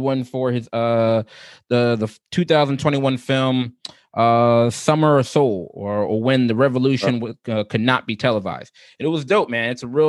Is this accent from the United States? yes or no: yes; Philadelphia, Pennsylvania, United States; we're from Philly, we do our thing, we're from the tri-state area.